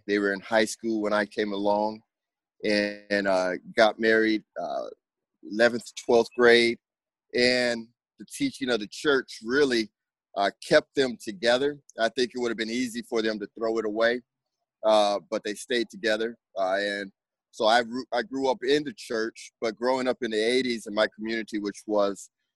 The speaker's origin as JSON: {"language": "English", "town": "Los Angeles", "region": "California", "country": "United States", "tie": "born or raised there", "moved": "as an adult", "lives_now": "Wooster, United States", "said": "originally, I'm from Los Angeles, California, born and raised in the San Fernando Valley"}